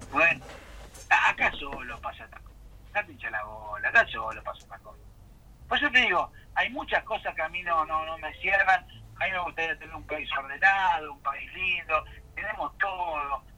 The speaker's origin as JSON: {"language": "Spanish", "region": "Buenos Aires", "country": "Argentina", "said": "Los porteños tenemos la culpa"}